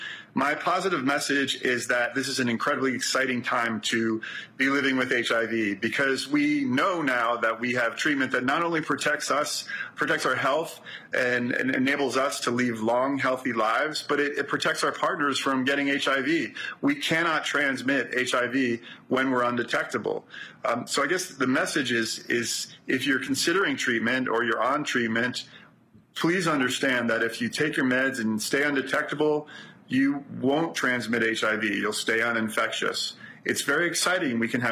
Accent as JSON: {"language": "English", "town": "New York City", "region": "New York", "country": "United States", "said": "I'm from Brooklyn."}